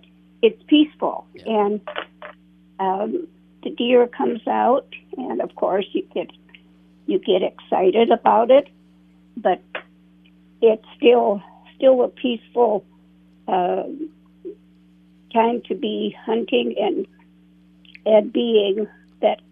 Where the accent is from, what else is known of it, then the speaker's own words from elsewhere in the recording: Foley, Minnesota, United States; I grew up in the Foley area